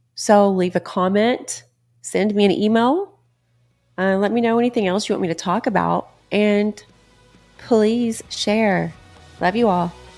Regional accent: Texas, United States; I'm from Texas

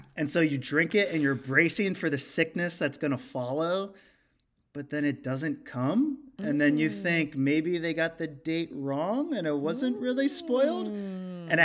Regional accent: Cincinnati, Ohio, United States; I'm from Cincinnati

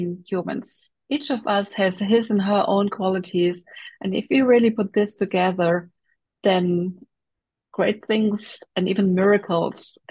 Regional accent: Germany; so I grew up in Germany and I'm still living in Germany.

